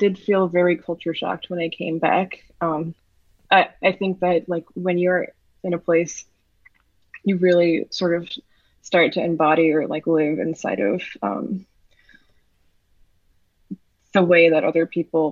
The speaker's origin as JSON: {"language": "English", "town": "New York City", "region": "New York", "country": "United States", "tie": "born or raised there", "said": "I was born and raised in New York City"}